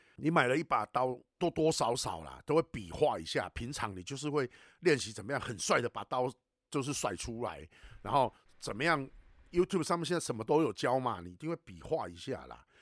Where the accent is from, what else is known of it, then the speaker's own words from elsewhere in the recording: Taiwan; 我们台湾话在讲说